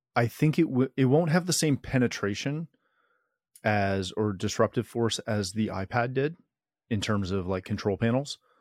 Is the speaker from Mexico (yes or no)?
no; Canada; I am Canadian